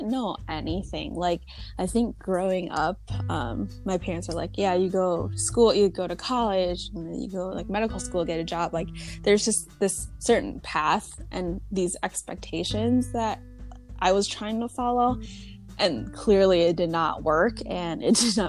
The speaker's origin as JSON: {"language": "English", "town": "Chicago", "region": "Illinois", "country": "United States", "said": "I'm from Chicago, like, never left for school, so I only know this market"}